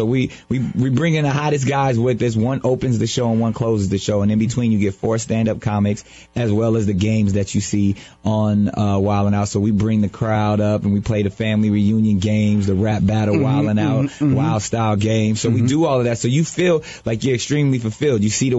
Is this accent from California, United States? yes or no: yes; San Diego, California, United States; born or raised there